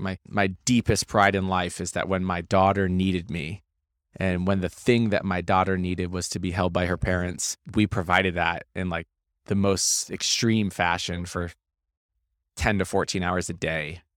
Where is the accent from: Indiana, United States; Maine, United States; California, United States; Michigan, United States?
Maine, United States; I grew up, grew up in Maine